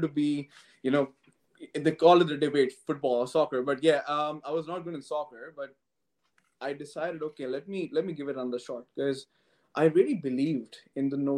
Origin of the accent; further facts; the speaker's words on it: New Delhi, Delhi, India; moved away as an adult; now in London, United Kingdom; I come from India, and I was born and brought up in New Delhi, the capital city.